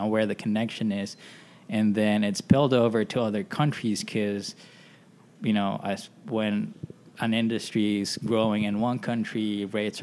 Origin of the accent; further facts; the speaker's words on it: Philippines; moved away as an adult; now in United States; I'm from the Philippines